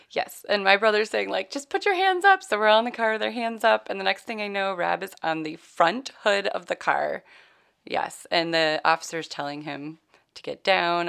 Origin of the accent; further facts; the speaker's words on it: New York, United States; being a New Yorker and in Alabama